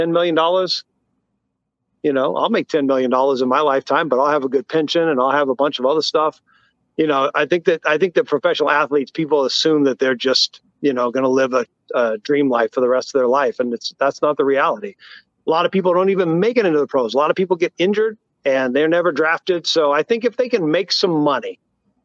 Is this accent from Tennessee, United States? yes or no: yes; Tennessee, United States; I grew up in Tennessee.